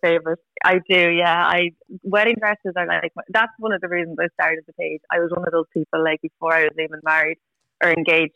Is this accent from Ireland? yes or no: yes; Tullamore, Leinster, Ireland; I'm from Tullamore, so I always wanted to get married like in the church in Tullamore